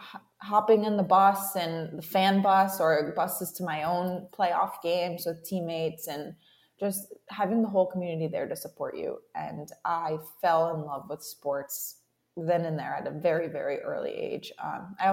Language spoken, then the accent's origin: English; Ludlow, Massachusetts, United States; Massachusetts born and bred for me. I'm from a very small town in Western Massachusetts called Ludlow.